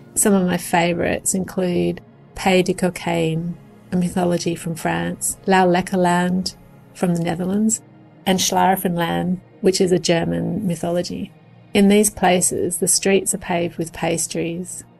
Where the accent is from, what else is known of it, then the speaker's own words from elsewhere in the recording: Australia; I'm an artist from Australia